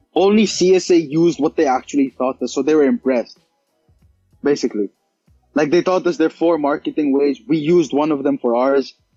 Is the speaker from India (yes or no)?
yes; India; I'm Indian.